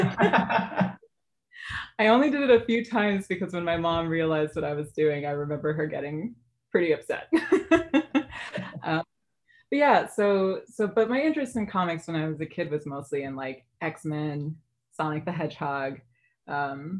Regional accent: New York City, New York, United States; also born or lived in Yonkers, New York; now in Chicago, United States; I grew up in the Bronx

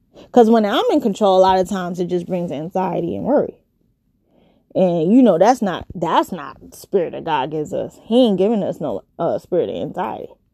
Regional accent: New York, United States; also born or lived in California; I am from New York.

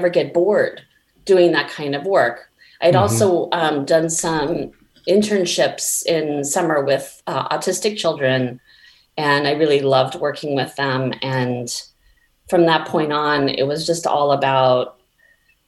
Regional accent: Palo Alto, California, United States; now in Portland, United States; I was raised mostly in the Bay Area of California and Palo Alto

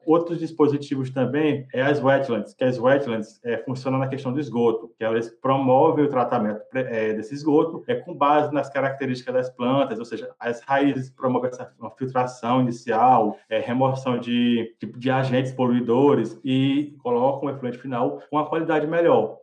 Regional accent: interior of Maranhão, Brazil; sou do interior do Maranhão

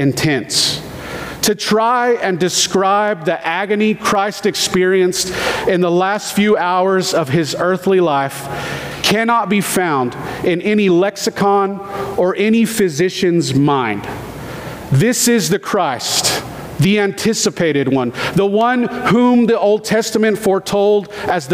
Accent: United States; I love being American

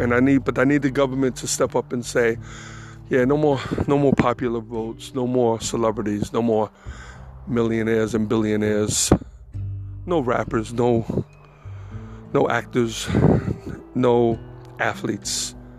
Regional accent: New York, United States; moved away as an adult; I, was raised in New York

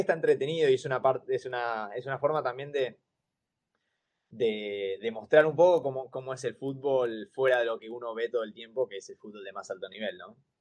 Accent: Argentina; moved away as an adult; also born or lived in Finland; yo soy un argentino viviendo en Finlandia

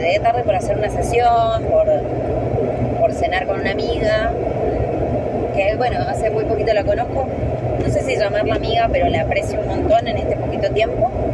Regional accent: San Juan, Argentina; moved away; soy de San Juan

